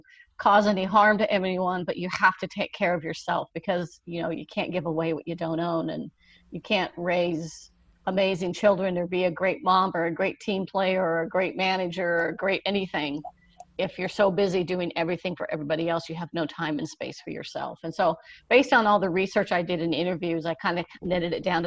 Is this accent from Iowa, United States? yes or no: no; California, United States; also born or lived in Wheeling, West Virginia; I was born in Wheeling, West Virginia, but we moved to California when I was 5 years old